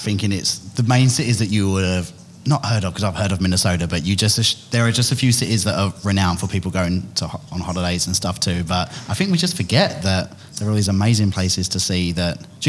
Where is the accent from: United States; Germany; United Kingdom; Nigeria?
United Kingdom; England; moved away as an adult; now in Australia; I'm from England